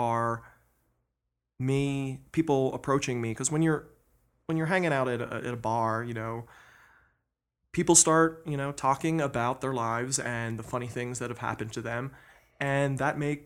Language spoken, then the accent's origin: English; East Coast, United States; also born or lived in Philadelphia / Boston; now in Denver, United States; I grew up on the East Coast. I spent some time in Philadelphia. I spent some time in Boston. I've lived in Denver for about a little over 10 years